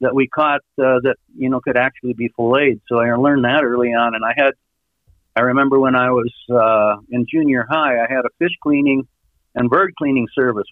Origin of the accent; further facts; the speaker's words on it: Iowa, United States; I grew up in Iowa